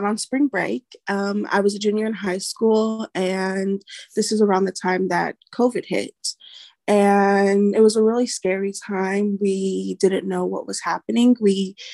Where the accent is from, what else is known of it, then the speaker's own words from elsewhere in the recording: Denton, Texas, United States; I was born in Denton, Texas. I've always lived around the area in the Dallas area.